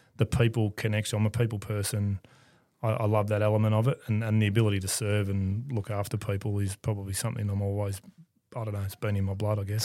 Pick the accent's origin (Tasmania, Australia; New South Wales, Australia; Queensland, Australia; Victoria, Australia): Victoria, Australia; Melbourne; I grew up in Ascot Vale